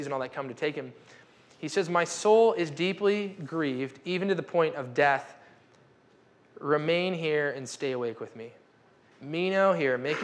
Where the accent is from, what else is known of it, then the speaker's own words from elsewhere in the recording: United States; We're American